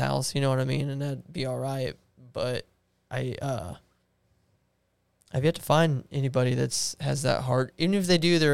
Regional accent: Jacksonville, Illinois, United States; my hometown, Jacksonville

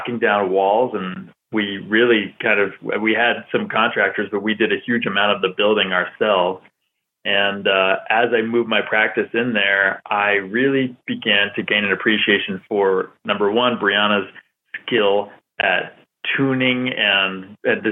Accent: Salem, Massachusetts, United States; I was born in Salem, Massachusetts, and I grew up in that area

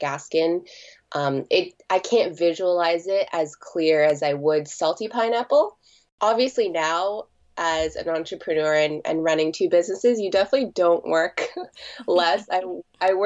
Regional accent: Toronto, Ontario, Canada; born and raised in Toronto, and now I'm 30 years old and I've been living here like since I was born.

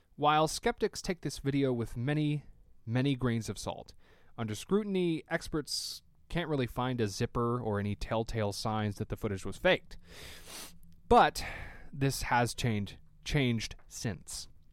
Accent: Tennessee, United States; I'm from Tennessee

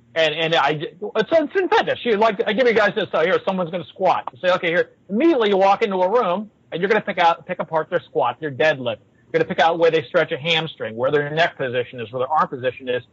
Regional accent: Pittsburgh, Pennsylvania, United States; When I grew up, I grew up in Pittsburgh

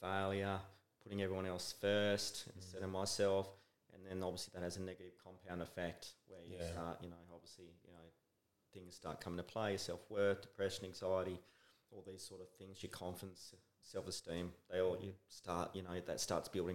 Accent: Brisbane, Queensland, Australia; we're both from Brisbane

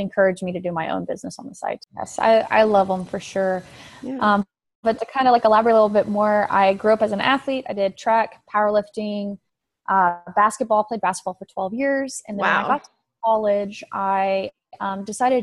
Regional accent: West Texas, United States; moved away as an adult; also born or lived in Oklahoma; now in Houston, United States; I grew up out in West Texas, but I was born in Oklahoma

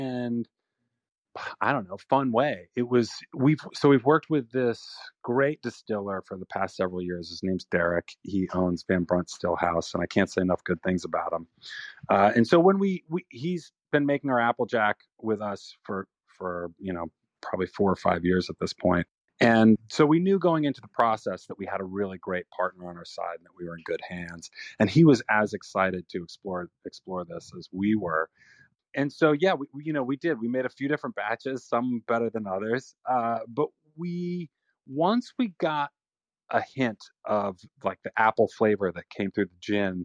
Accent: New York, United States; We're from New York

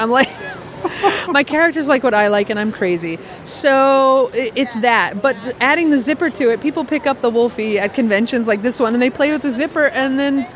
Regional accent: New York, United States; I grew up watching those on, like, PBS growing up in New York.

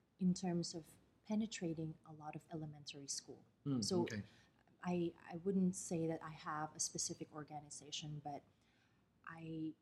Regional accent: Pateros, Metro Manila, Philippines; moved away as an adult; now in Dubai, United Arab Emirates; I'm from the smallest town in the capital of the Philippines, Manila

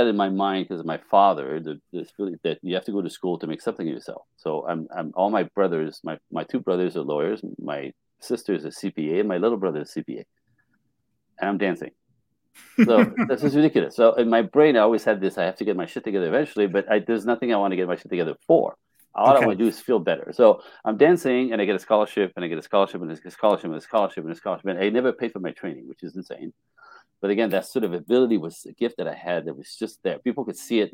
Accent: Canada; also born or lived in Japan; I'm Canadian.

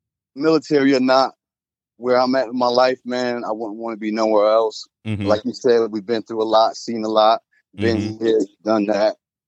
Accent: Auburn, New York, United States; Growing up in upstate New York, you know what I'm saying?

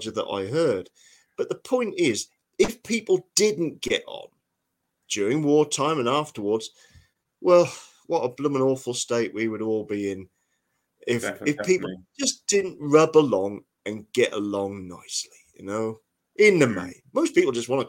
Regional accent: Norfolk, East of England, United Kingdom; now in Northumberland, United Kingdom; I grew up in Norfolk, and Norfolk always was an agricultural county

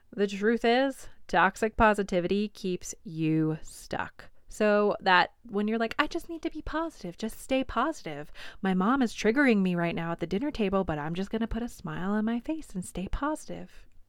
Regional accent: New York, United States; accent: New York

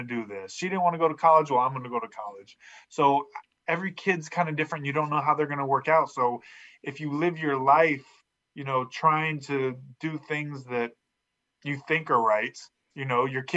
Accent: Fresno, California, United States; I was raised in Fresno, California

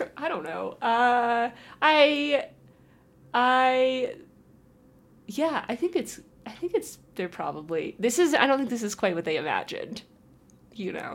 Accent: Holland, Michigan, United States; born or raised there; moved away

